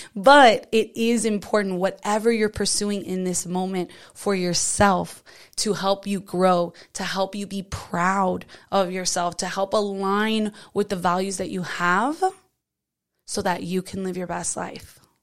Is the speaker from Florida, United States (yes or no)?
yes; South Florida, United States; I'm from South Florida